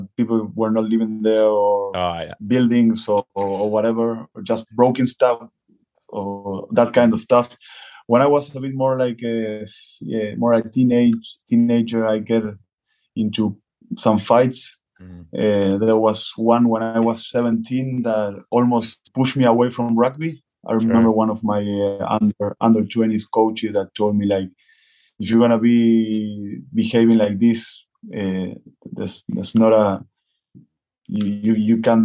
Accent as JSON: {"language": "English", "country": "Argentina", "tie": "born or raised there", "said": "I started playing rugby when I was 15 years old. Before that, it was all about football here in Argentina."}